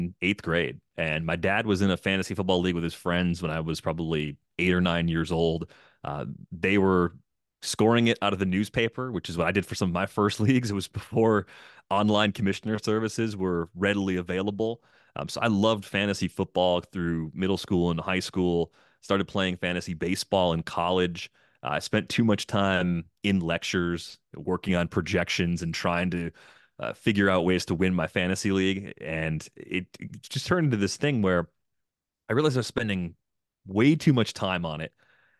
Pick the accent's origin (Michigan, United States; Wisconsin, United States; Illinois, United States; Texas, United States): Wisconsin, United States; Waukesha; My dad's job moved my whole family to the Milwaukee area. So I grew up in Waukesha. I eventually went to college at UW-Madison.